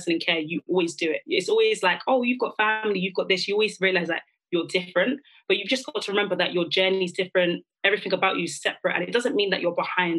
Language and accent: English; London, United Kingdom; because I'm from London, I was just thinking I need a uni where it's relatively in the Midlands